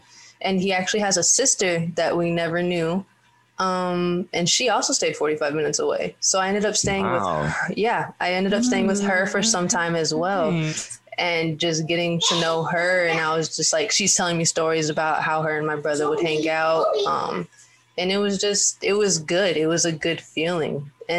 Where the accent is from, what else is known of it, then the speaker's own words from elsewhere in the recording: Minnesota, United States; born there; I was born in Minnesota.